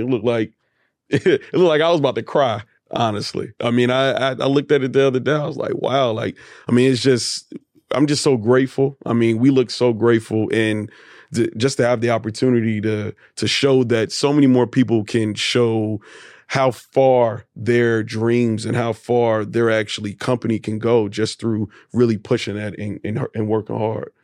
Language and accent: English; Atlanta, Georgia, United States; I'm from East Atlanta. Grew up in East Atlanta playing golf